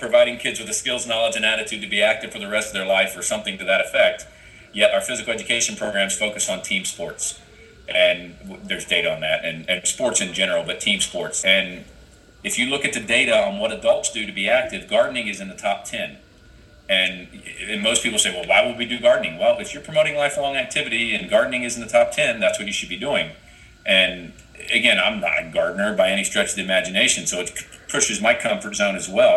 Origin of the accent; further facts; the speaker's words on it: Ohio, United States; moved away; I was born and raised in Ohio